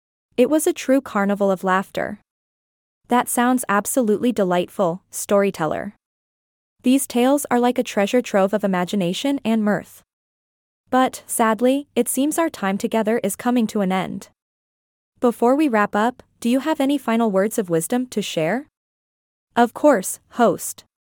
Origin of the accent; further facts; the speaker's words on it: India; You see, growing up in India, I was surrounded by these captivating folktales that were passed down from generation to generation.